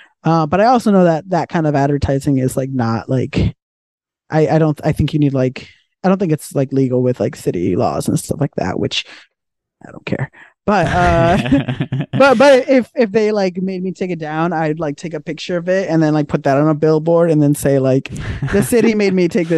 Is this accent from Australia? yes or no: no; Mexico; now in United States; what I grew up with in Mexico